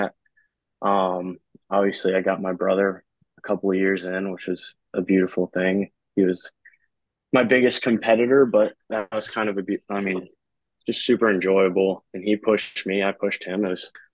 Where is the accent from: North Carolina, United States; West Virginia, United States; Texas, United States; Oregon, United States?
North Carolina, United States; Raleigh; born and raised in Raleigh, North Carolina. I actually live here now, post college